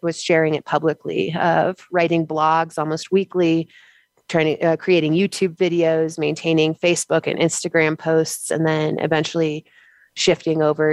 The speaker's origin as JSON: {"language": "English", "country": "United States"}